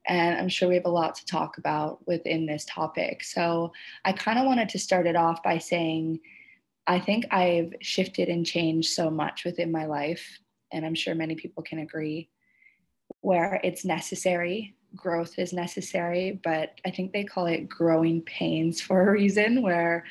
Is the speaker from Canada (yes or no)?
yes; Canada; now in Indonesia